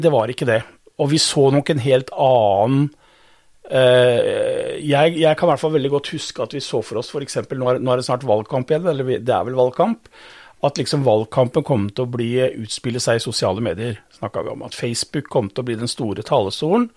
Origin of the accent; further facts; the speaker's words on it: Modum, Buskerud, Norway; jeg er født og oppvokst på Modum